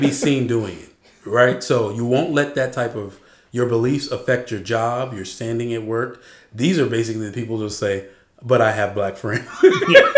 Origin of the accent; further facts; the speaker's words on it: Arizona, United States; moved away; also born or lived in California; I'm from Arizona.